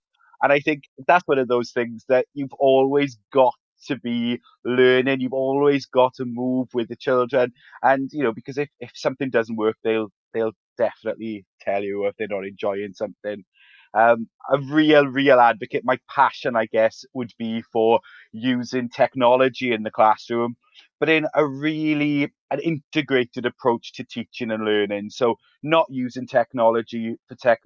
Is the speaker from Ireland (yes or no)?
no; Ferndale, Wales, United Kingdom; our school is situated in a little town called Ferndale, which is in South Wales in the UK. And I guess what's really special for me about working in that area is that I grew up there as well